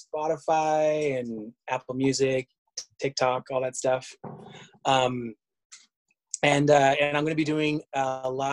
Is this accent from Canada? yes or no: yes; Canada; I am Canadian.